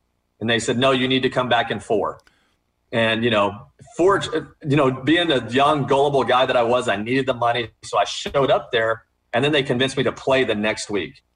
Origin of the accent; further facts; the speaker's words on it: Texas, United States; moved away as an adult; also born or lived in California; grew up in Texas